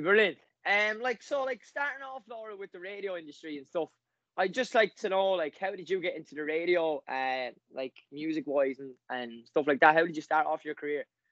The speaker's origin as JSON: {"language": "English", "town": "Wexford", "region": "Leinster", "country": "Ireland", "said": "I'm from Wexford."}